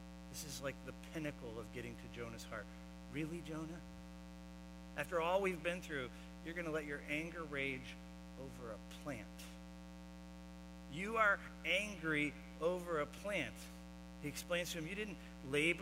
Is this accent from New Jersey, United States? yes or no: no; Florida, United States; I grew up in Florida